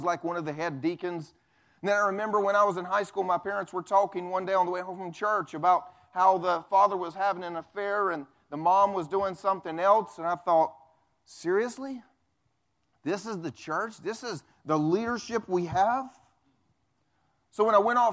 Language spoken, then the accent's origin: English; the Bible Belt, United States; I grew up, I grew up here in the Bible Belt going to church